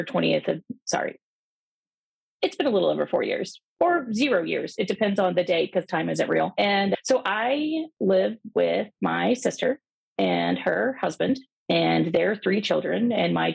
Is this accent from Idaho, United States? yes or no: no; Texas, United States; moved away as an adult; also born or lived in Southern California; as a Texan